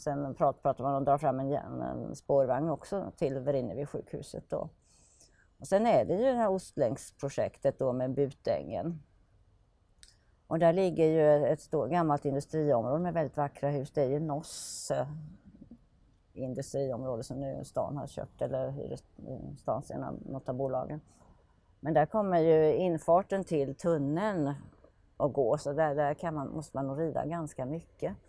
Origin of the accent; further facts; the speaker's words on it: Finland; now in Norrköping, Sweden; jag är född i Finland